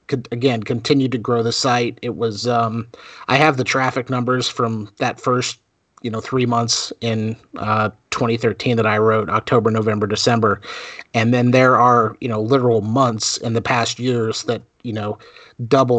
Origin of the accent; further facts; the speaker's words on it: South Florida, United States; moved away; also born or lived in North Carolina; I grew up in South Florida, where Orlando was a day trip for us.